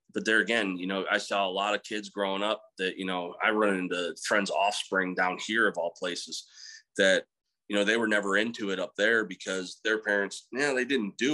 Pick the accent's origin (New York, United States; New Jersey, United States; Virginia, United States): New York, United States; Central; also born or lived in Missouri; now in Texas, United States; Growing up in Central New York